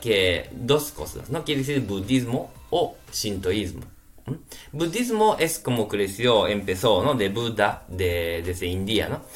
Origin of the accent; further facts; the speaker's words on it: Japan; Spanish is a second language; now in Spain; soy japonés